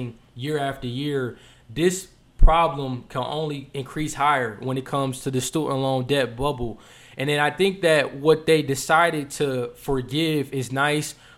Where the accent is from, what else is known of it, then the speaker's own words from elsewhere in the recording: Michigan, United States; moved away as an adult; also born or lived in Ohio; I was an out-of-state resident, so I'm originally from Michigan